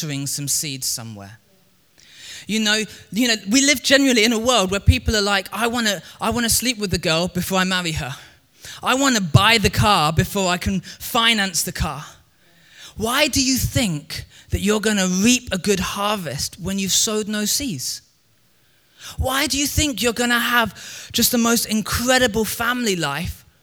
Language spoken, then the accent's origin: English; Crawley, South East England, United Kingdom; I grew up in Crewley. Crewley isn't exactly a farming town. It's just south of London.